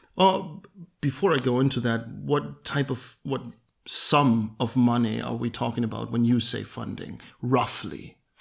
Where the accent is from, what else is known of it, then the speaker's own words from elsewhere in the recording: Halle, Saxony-Anhalt, Germany; we both went to school in Halle. I w-, was born here and I have been here forever, basically.